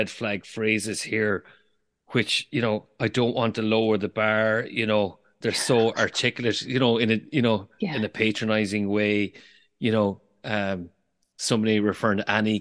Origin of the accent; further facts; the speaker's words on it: Galway, Connacht, Ireland; a Galway man